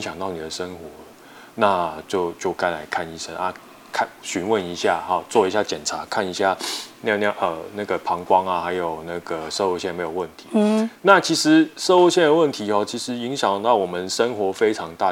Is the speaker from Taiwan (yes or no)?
yes; Taiwan; 我们台湾话